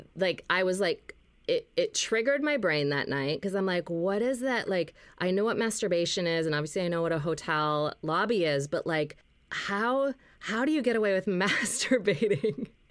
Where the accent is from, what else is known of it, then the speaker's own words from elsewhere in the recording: Minnesota, United States; moved away as an adult; also born or lived in Los Angeles; I moved back from Los Angeles to Minnesota